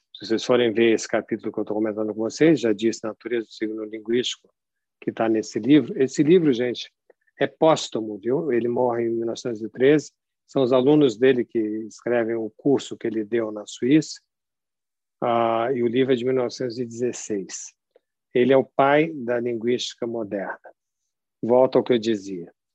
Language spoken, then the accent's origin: Portuguese; São Paulo, Brazil; accent: partly Rio; eu sou paulista, embora tenha um sotaque com o pé no Rio, porque eu venho de uma mescla familiar